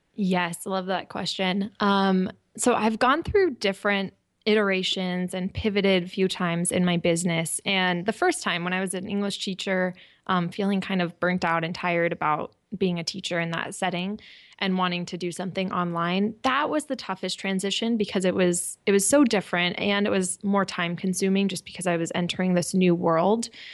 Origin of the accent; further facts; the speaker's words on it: California, United States; moved away as an adult; also born or lived in Japan; I'm from California